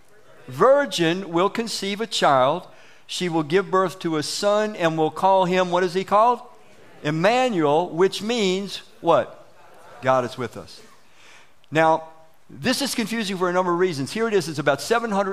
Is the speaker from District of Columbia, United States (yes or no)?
yes; Washington, District of Columbia, United States; When we were kids growing up in Southeast Washington, D.C., all of us came from broken homes